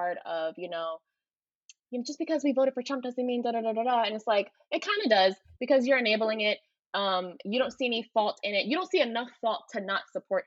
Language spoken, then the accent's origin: English; Philadelphia, Pennsylvania, United States; me growing up in Philly